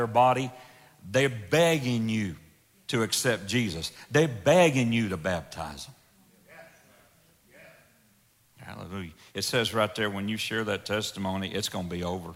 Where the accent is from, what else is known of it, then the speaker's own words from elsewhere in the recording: the South, United States; I'm from the South, that's the way we talk down there